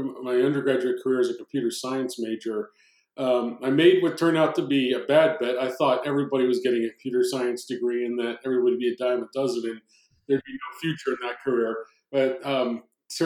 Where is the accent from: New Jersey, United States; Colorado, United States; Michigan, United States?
New Jersey, United States; growing up in South Jersey, my dad was, again, a cop